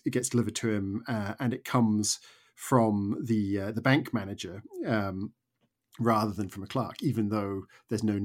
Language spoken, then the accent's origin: English; suburban town north of New York, United States; now in United Kingdom; I grew up in America and I lived for 10 years in a sort of suburban town just north of New York